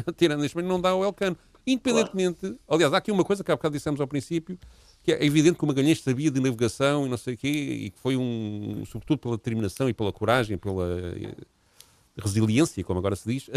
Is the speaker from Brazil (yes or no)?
no; Portugal; porque somos portugueses